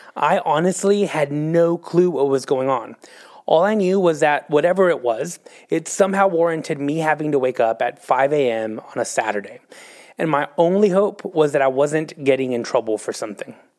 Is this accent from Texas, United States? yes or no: yes; Texas, United States; moved away as an adult; now in Oklahoma City, United States; I'm from Texas